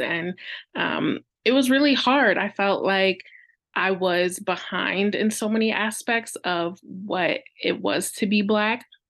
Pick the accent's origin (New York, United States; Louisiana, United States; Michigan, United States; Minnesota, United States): Michigan, United States; about an hour north of Detroit; I was born in Detroit, Michigan, in the United States, and raised about an hour north